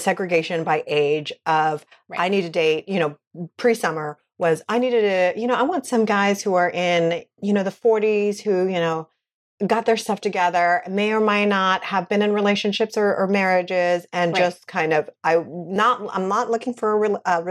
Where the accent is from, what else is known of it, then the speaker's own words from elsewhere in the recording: West Coast, United States; now in New York City, United States; I come from the West Coast.